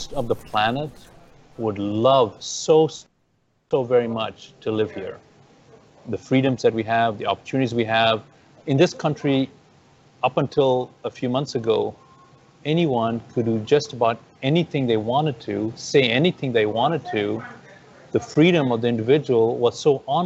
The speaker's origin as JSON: {"language": "English", "country": "Zambia", "tie": "born or raised there", "also_born_or_lived": "Ethiopia / Zimbabwe / India (parents)", "moved": "yes", "lives_now": "United States", "said": "that's where I really grew up, in the country of Zambia."}